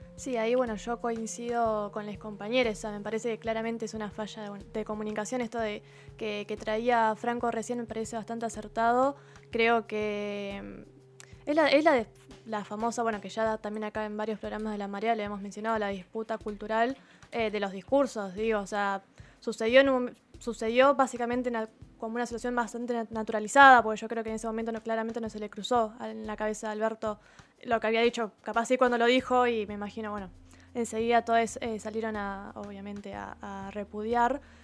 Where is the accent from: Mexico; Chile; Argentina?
Argentina